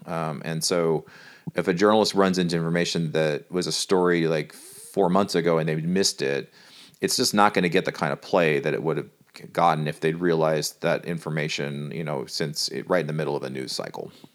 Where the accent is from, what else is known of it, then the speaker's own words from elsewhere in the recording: California, United States; moved away; I, I'm from California